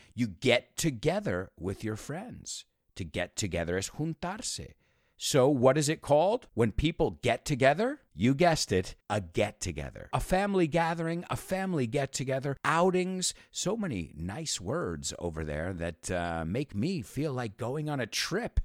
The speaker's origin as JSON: {"language": "English", "country": "United States", "tie": "born or raised there", "said": "I was born and raised, born and raised, we say, or you could say born and bred in the United States"}